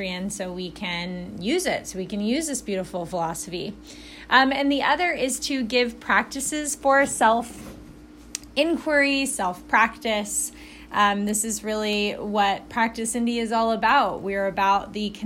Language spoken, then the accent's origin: English; Alabama, United States; also born or lived in Chicago / Indiana; now in Indianapolis, United States; I'm from Alabama